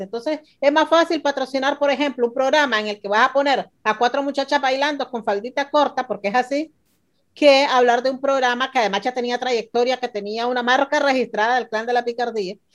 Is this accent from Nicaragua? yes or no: yes; Nicaragua; éramos un grupo de personas hablando sencillamente como todo nicaragüense